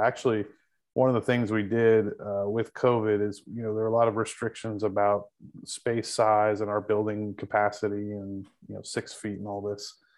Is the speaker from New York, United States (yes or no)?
no; Texas Panhandle, United States; also born or lived in North Carolina; now in Fort Worth, United States; I'm originally from the Panhandle of Texas